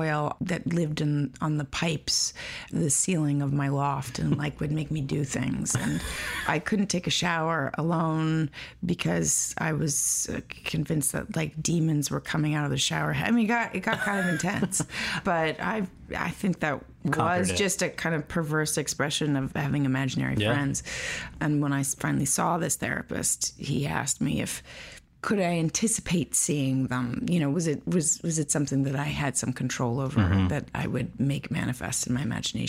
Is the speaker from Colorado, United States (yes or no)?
no; New York City, New York, United States; I was born in Roosevelt Hospital on the island of Manhattan, yes, in New York City in 1979. I grew up on Crosby Street, mm-hmm, in Soho.